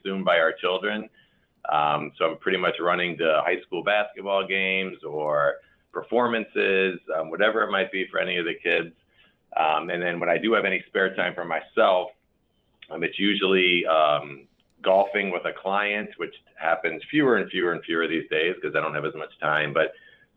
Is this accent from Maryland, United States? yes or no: yes; Maryland, United States; moved away as an adult; also born or lived in Chicago, Illinois; now in Elmhurst, United States; I was born and raised actually on the East Coast in Maryland. Came from Maryland to Chicago for college and stayed here in 1988